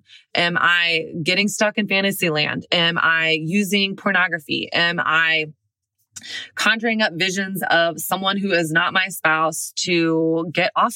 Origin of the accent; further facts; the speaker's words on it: the South, United States; moved away; also born or lived in Brooklyn; I'm from the South.